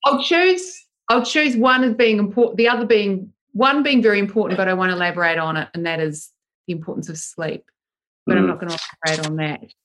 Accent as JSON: {"language": "English", "town": "Christchurch", "region": "Canterbury", "country": "New Zealand", "tie": "born or raised there", "also_born_or_lived": "United Kingdom", "moved": "as an adult", "lives_now": "Sydney, Australia", "said": "I grew up in Christchurch in New Zealand"}